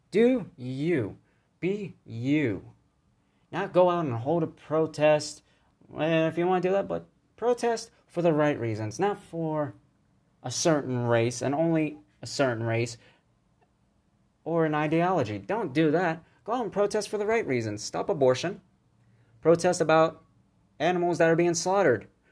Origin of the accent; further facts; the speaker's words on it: United States; I'm an American